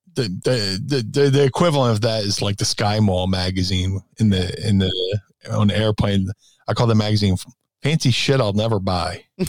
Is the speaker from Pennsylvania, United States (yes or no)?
yes; Philadelphia, Pennsylvania, United States; being a Philadelphian and being a sports junkie